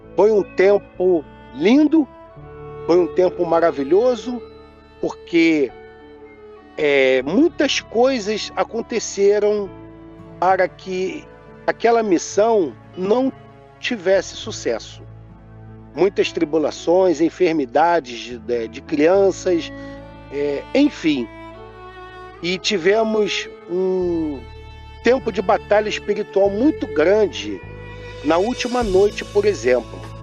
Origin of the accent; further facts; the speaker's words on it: Rio de Janeiro, Brazil; Nós somos oriundos do estado do Rio de Janeiro.